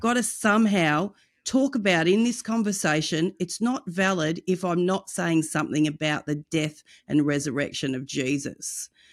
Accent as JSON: {"language": "English", "country": "Australia", "also_born_or_lived": "United States", "said": "In Australia, our culture is quite the opposite"}